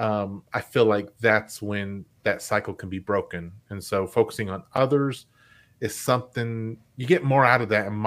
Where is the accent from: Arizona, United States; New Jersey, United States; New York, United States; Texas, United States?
Texas, United States; Lubbock; moved away; I went to Lubbock. I went back to my hometown